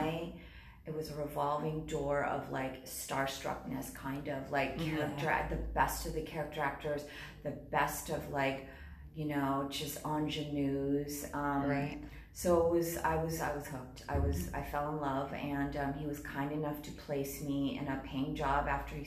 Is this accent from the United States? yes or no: yes; Los Angeles, California, United States; I was born and raised in Los Angeles